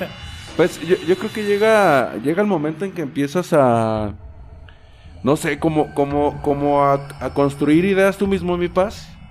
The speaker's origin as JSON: {"language": "Spanish", "country": "Mexico", "said": "nuestros orígenes como mexicanos"}